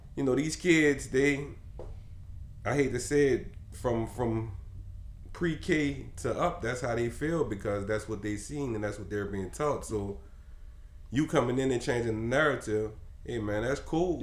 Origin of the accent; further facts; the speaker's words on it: New Orleans, Louisiana, United States; I came from New Orleans East